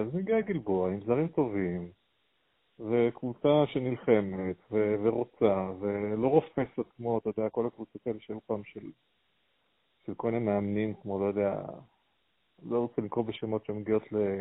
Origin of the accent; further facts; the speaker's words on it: the Krayot, Haifa District, Israel; גדלתי בקריות, ואבא שלי שיחק שם פעם